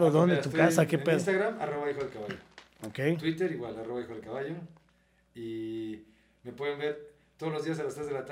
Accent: Mexico; Y aparte, como mexicanos, o sea, porque estos güeyes

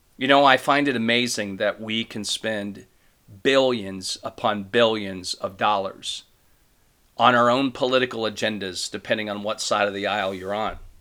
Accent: Ohio, United States; I'm from Ohio.

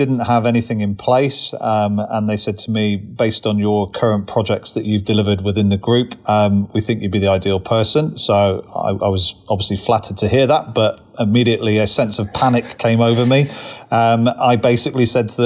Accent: Cornwall, South West England, United Kingdom; moved away as an adult; now in Richmond, United Kingdom; born and bred in Cornwall originally

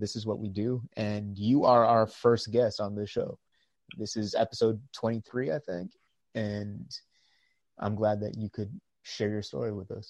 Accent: United States; I'm from the States. So yeah, I'm out in. From all over in the States.

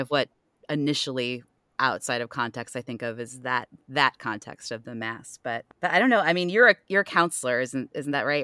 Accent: Ohio, United States; moved away; I'm also originally from the Midwest, well, Ohio

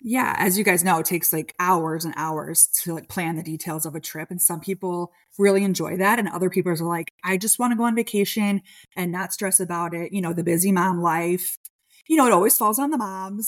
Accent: Chicago, Illinois, United States; I was born and raised in Chicago

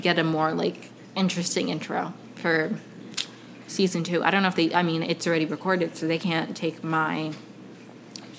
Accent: Potomac, Maryland, United States; moved away as an adult; also born or lived in Caracas, Venezuela / Ohio / Evanston, Illinois; now in Los Angeles, United States; I grew up in Potomac, Maryland.

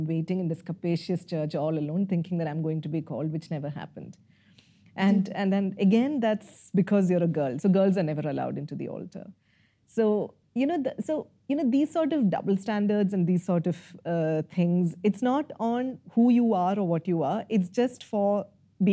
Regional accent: Kerala, India; moved away as an adult; also born or lived in Kottayam / Karnataka / Rajasthan; now in Bangalore, India; being a Malayali and growing up in Kerala is a mixed bag

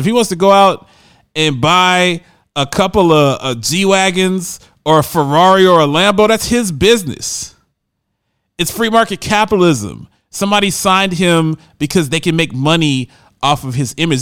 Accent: Camden, New Jersey, United States; I call my hometown of Camden, New Jersey, a cesspool.

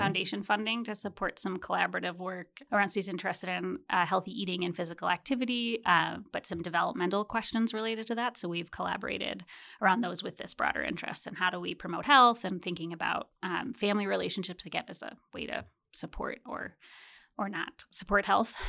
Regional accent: Chicago, Illinois, United States; I grew up in Chicago

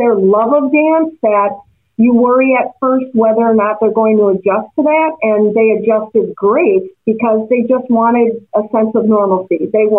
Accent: Milwaukee, Wisconsin, United States; I am born and raised in Milwaukee, Wisconsin.

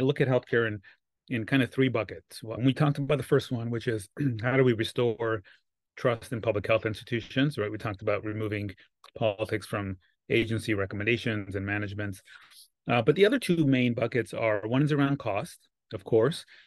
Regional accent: Los Angeles, California, United States; I'm born and raised in Los Angeles

